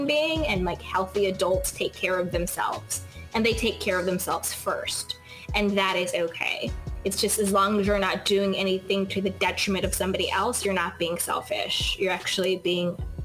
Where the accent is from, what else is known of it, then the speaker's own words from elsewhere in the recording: New York, United States; moved away as an adult; now in Los Angeles, United States; I grew up in New York, and then I moved to LA.